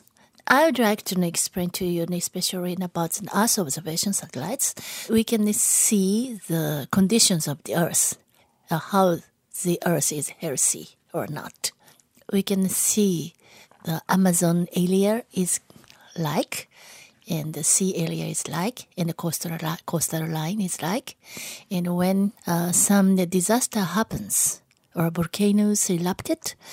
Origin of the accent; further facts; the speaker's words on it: Japan; I'm coming from Japan and I'm working for a Japanese space agency